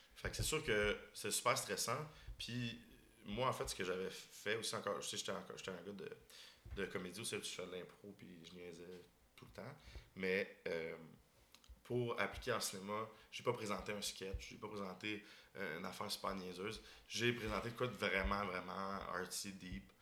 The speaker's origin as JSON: {"language": "French", "town": "Boucherville", "region": "Quebec", "country": "Canada", "said": "moi, je viens de la banlieue de Montréal. je viens de Boucherville"}